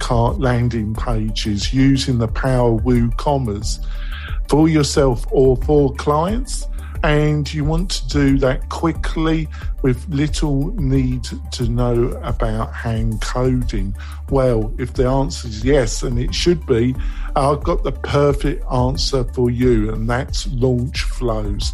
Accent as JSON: {"language": "English", "country": "United Kingdom", "tie": "born or raised there", "moved": "as an adult", "lives_now": "United States", "said": "I'm British and American, but I grew up in Britain"}